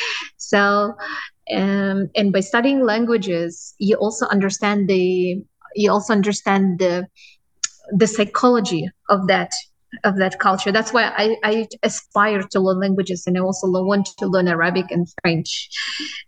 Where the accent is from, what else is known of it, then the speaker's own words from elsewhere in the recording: Kazakhstan; now in Dubai, United Arab Emirates; I was born in Kazakhstan in a small village